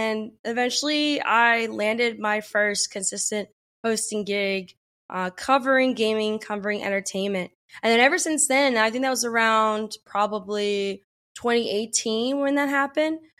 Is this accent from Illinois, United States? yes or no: no; New Jersey, United States; also born or lived in Pennsylvania; So, I was born outside of Philadelphia and um, during that time, my mom, my brother, and I, we moved around a lot eventually landed in New Jersey, where I was raised for my most of my childhood.